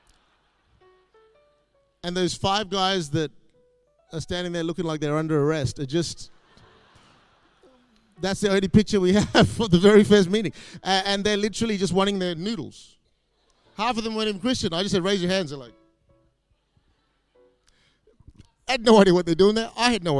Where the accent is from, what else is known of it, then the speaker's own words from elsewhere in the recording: Perth, Western Australia, Australia; moved away as an adult; also born or lived in Singapore; now in Malaysia; I grew up in Perth, but I was sort of born in Singapore, a few years in Malaysia.